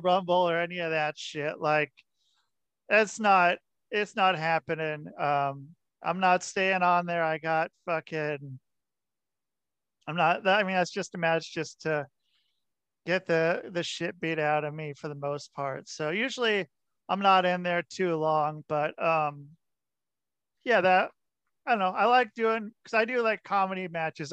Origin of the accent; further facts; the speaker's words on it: Portland, Oregon, United States; moved away; I grew up in Portland, Oregon